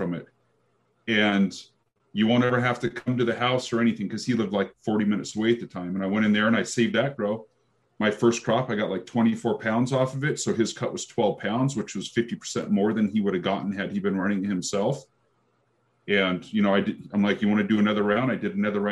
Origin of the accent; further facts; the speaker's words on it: Seattle, Washington, United States; moved away as an adult; also born or lived in Portland, Oregon; I'm from the Seattle area